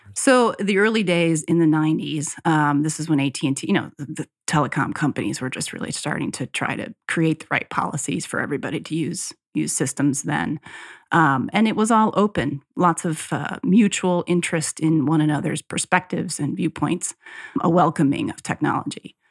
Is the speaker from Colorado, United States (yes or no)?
no; Cazenovia, New York, United States; my hometown in Casanova, New York, near Colgate and Cornell, that area outside of Syracuse